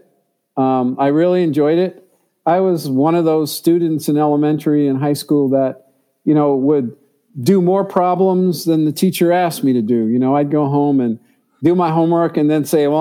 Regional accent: New York City, New York, United States; I grew up in New York City.

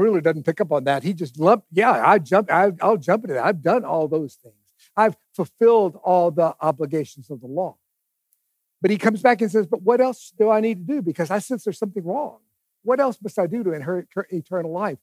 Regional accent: East Texas, United States; I grew up in East Texas

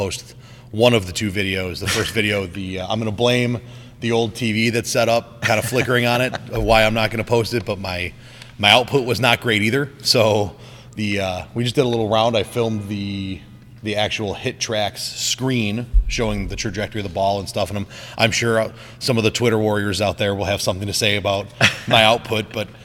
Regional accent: Buffalo, New York, United States; a kid born and raised in Buffalo

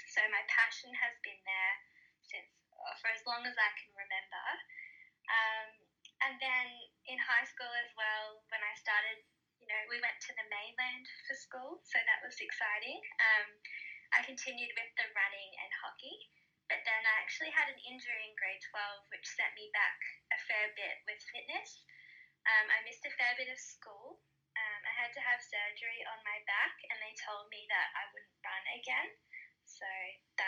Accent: Gold Coast, Queensland, Australia; I'm from the Gold Coast in Australia, and so yeah, live by the beach

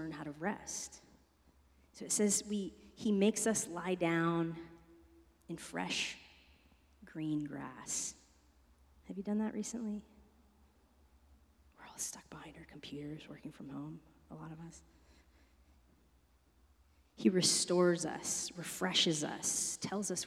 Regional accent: East Coast, United States; moved away; I'm from the East Coast

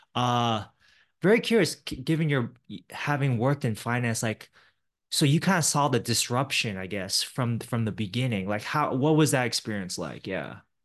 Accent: Silicon Valley, California, United States; I grew up in the Silicon Valley area

